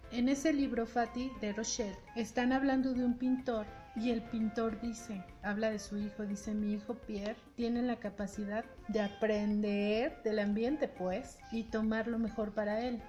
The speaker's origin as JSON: {"language": "Spanish", "country": "Mexico", "said": "somos muy mexicanos"}